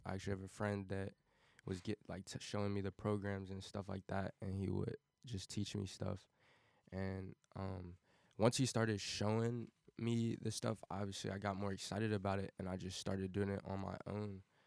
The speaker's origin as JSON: {"language": "English", "town": "Cincinnati", "region": "Ohio", "country": "United States", "tie": "born or raised there", "also_born_or_lived": "Wyoming, Ohio", "said": "I am originally from Cincinnati, Ohio, born and raised"}